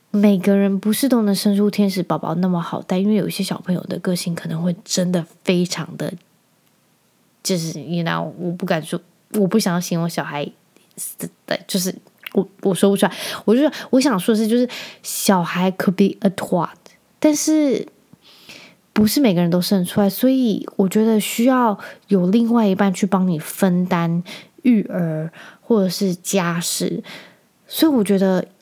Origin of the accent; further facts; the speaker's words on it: Penghu County, Taiwan; 因为我在澎湖长大